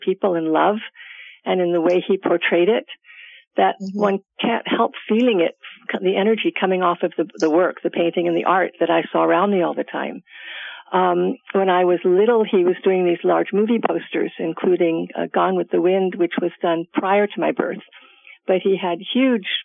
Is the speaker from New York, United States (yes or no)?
yes; New York City, New York, United States; I grew up in Manhattan in the Village in New York City